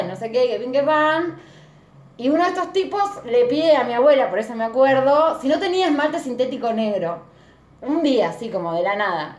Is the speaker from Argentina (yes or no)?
yes; Argentina; ser argentina